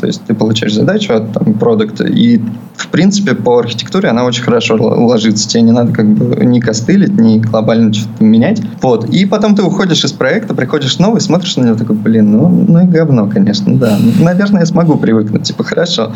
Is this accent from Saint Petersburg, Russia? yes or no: no; Perm, Perm Krai, Russia; moved away as an adult; also born or lived in Moscow, Russia; now in Vietnam; А я вообще с Урала. А, я жил в Перми